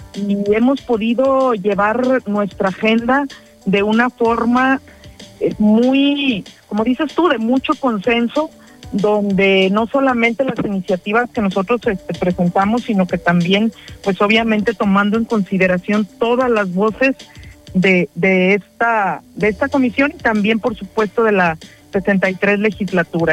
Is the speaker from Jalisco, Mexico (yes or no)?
yes; Jocotepec, Jalisco, Mexico; en mi municipio de donde soy este, nativa y he vivido toda, todo el tiempo